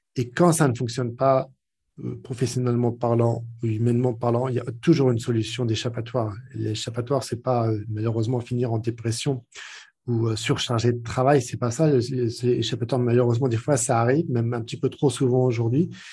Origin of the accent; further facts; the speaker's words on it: France; accent: French; mon accent bien trempé français